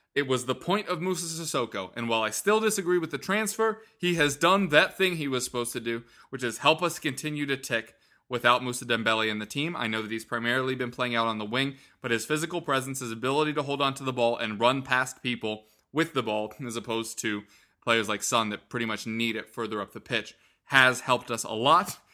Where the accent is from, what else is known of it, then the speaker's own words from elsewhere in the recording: United States; we are all American